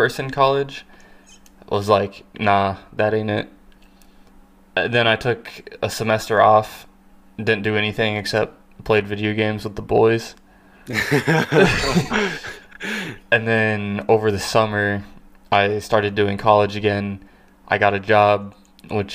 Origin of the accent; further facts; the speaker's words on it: Kansas, United States; I was born and raised in Kansas